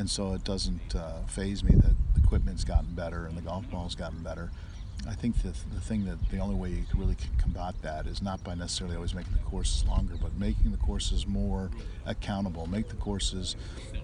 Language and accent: English; United States; I'm American